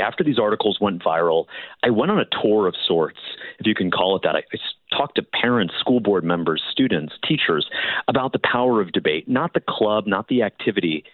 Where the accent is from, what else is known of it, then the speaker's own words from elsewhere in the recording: Florida, United States; my home state of Florida